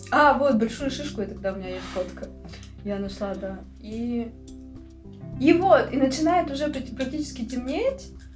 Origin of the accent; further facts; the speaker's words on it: Russia; мы тут путешественницы из России